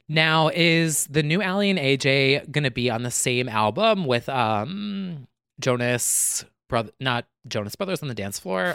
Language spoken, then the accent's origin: English; New Jersey, United States; we're both from Jersey